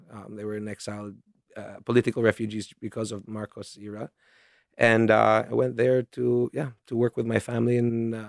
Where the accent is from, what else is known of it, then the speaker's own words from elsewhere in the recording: Singapore; also born or lived in New York, United States; I was born in New York. I was born actually during my family's exile in the U.S. So that's why I was born in New York. I was there and left as a baby and after my parents went their own ways and grew up in Singapore.